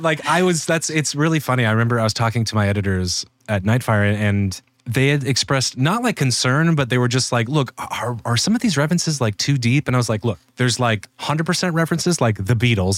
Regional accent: Spokane, Washington, United States; moved away; also born or lived in Seattle / Los Angeles; I, like, lived in Seattle for a fuse, then lived in, then grew up in Spokane, which is, like, uh, two hundred and eighty miles east on, uh, on the other side of Washington State

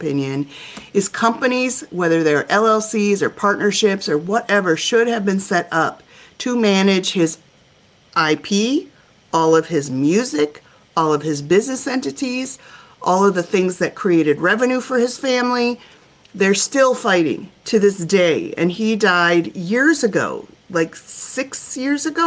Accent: Minnesota, United States; I'm from Minnesota

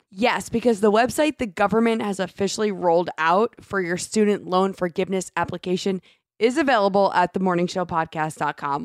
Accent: New Jersey, United States; moved away; We're originally from New Jersey

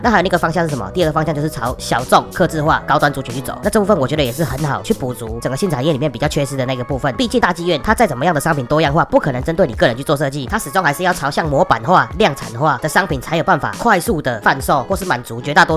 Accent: Taichung, Taiwan; 我们台中人都不讲台湾大道，我们都叫中港路啦

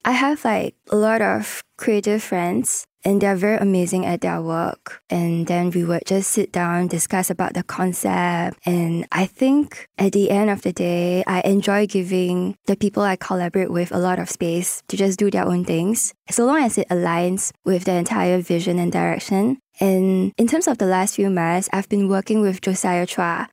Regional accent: Singapore; growing up as a Singaporean

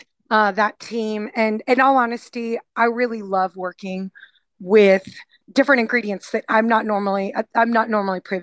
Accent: Houston, Texas, United States; I grew up in Montrose. My first apartment was 3 blocks from Griff's

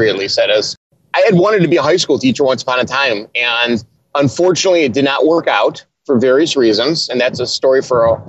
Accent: Chicago, Illinois, United States; I'm from Chicago, and I'm a Bears fan

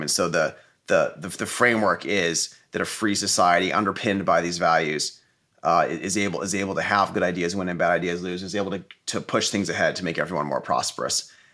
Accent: Silicon Valley, California, United States; I grew up in Silicon Valley

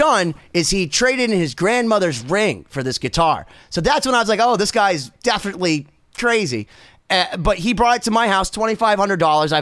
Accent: Boston, Massachusetts, United States; I'm also from Boston

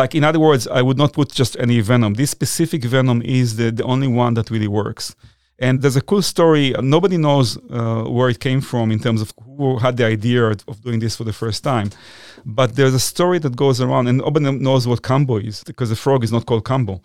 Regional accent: Israel; moved away as an adult; also born or lived in New York City, United States; now in United States; I was born in Israel, but I moved here in nineteen ninety-nine

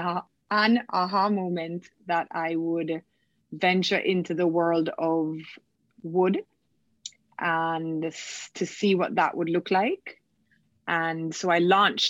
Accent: Kingston, Jamaica; I am from Kingston, Jamaica

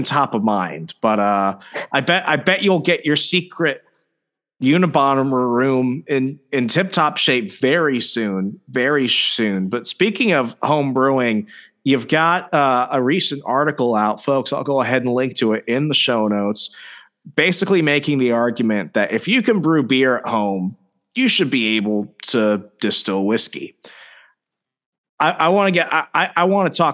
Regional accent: the South, United States; growing up in the South

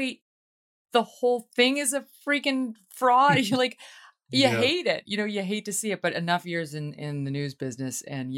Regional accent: Albany, New York, United States; That's from my hometown, Albany, New York, that cult, run by Keith Raniere

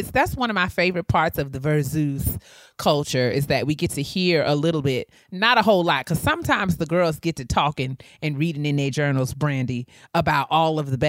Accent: New York, United States; growing up in New Absolutely. York

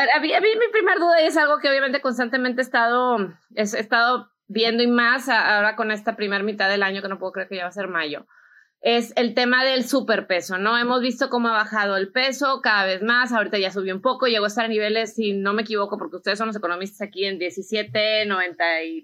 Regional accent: Mexico; also born or lived in United States; soy mexicana, americana, invierto aquí, invierto allá

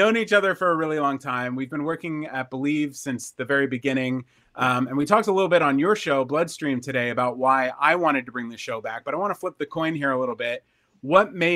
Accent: United States; also born or lived in Pennsylvania; I grew up in New Jersey and Pennsylvania

